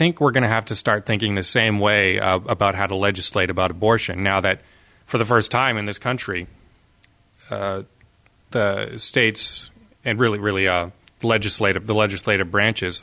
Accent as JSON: {"language": "English", "country": "Canada", "said": "as a Canadian"}